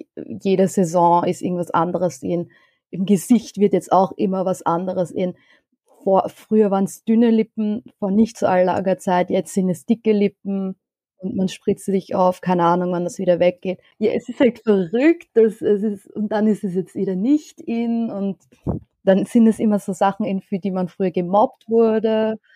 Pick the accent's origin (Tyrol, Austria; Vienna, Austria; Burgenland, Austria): Vienna, Austria; Ich bin in Wien geboren und aufgewachsen, aber meine Eltern kommen beide aus dem Iran